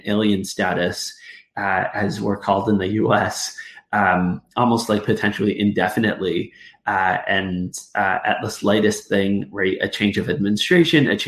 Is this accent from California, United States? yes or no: no; Arizona, United States; moved away as an adult; now in Northern Ireland, United Kingdom; growing up in Arizona